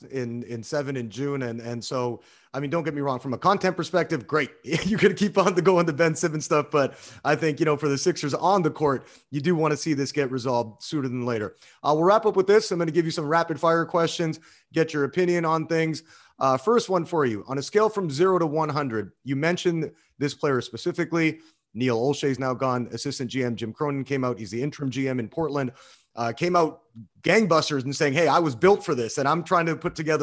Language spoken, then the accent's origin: English; Canada; I'm not from Ontario, but a Canadian guy too